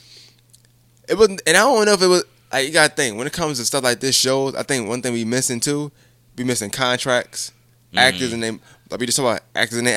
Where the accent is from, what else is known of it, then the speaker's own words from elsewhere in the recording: New York, United States; moved away; I'm from New York